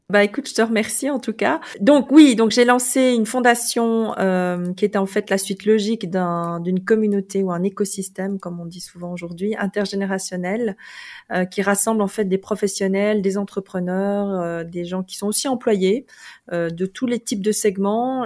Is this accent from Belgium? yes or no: yes; Belgium; moved away as an adult; also born or lived in South Korea; now in Lausanne, Switzerland; j'avais 21 ans. Et, euh, et, je venais de Belgique